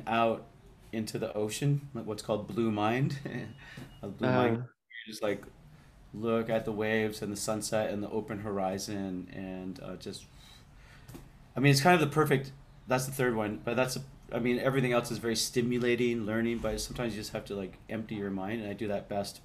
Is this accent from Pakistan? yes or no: no; Canada; moved away as an adult; also born or lived in Vancouver; now in Bali, Indonesia; I grew up in Canada. I grew up around a lot of lakes and trees.